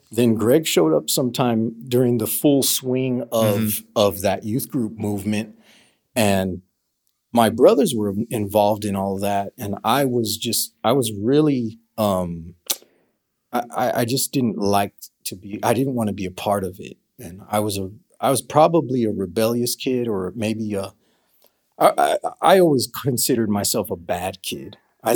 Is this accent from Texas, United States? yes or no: yes; El Paso, Texas, United States; That would have been Northeast El Paso.